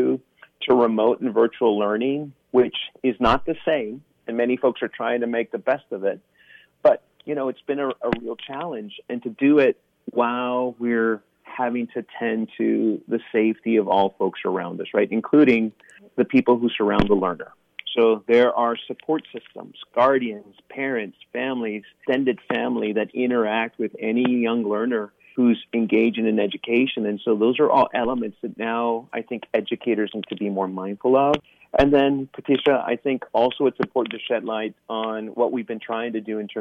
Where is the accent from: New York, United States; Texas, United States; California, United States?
Texas, United States; South; moved away as an adult; also born or lived in Japan / Michigan; now in Pennsylvania, United States; I'm originally from Texas, more specifically South Texas